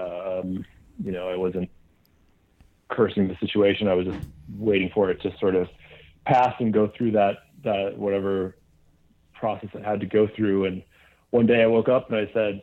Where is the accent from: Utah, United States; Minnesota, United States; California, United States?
Minnesota, United States; Minneapolis; now in Seattle, United States; living in like the rock and roll mecca of Seattle, you know, growing up in Minneapolis